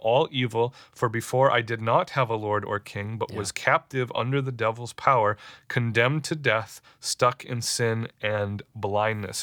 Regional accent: United States; we as American Christians

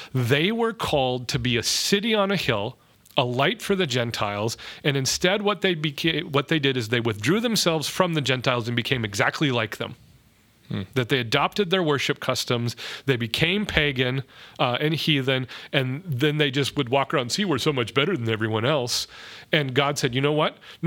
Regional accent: North Dakota, United States; now in Minneapolis, United States; the better middle of nowhere, North Dakota, back to my home country of Mackville or, you know, Reynolds or places like that.

